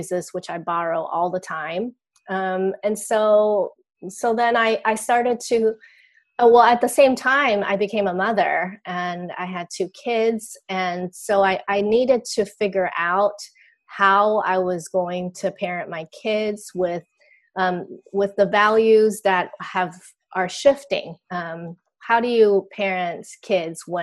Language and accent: English; Taiwan; I grew up in Taiwan, where I am still.